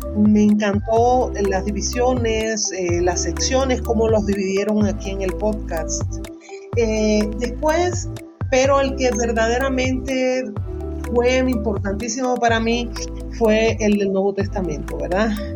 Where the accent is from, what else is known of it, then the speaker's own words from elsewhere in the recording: Las Tunas, Cuba; soy cubana de las Tunas Cubas